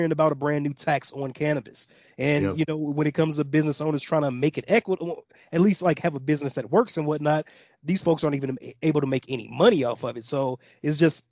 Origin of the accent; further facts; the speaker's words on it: Gary, Indiana, United States; also born or lived in Atlanta, Georgia; now in Colorado, United States; I'm from Gary, Indiana